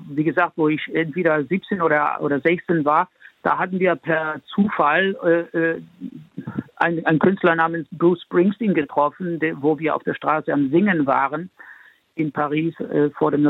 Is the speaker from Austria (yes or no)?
no; Spain; born there; Ich bin ja in Spanien geboren, ich bin äh, in, in ganz Europa unterwegs gewesen